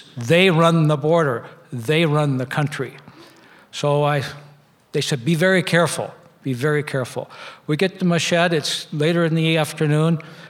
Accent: United States; And I said, well, I'm from America.

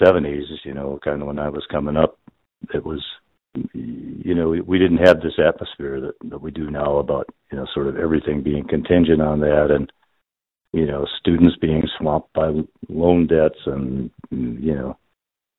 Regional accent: Chicago, Illinois, United States; now in Austin, United States; I grew up in Chicago

